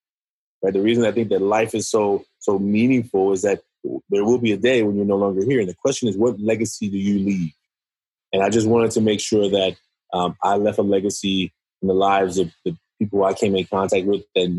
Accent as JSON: {"language": "English", "town": "Oakland", "region": "California", "country": "United States", "tie": "born or raised there", "said": "I'm from Oakland, California. I was raised by a single mother. I went through a lot of struggles growing up in Oakland"}